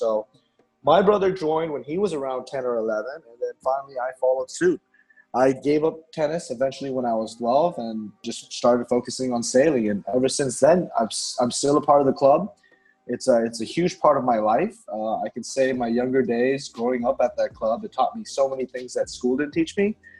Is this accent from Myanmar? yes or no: yes; Myanmar; I'm a local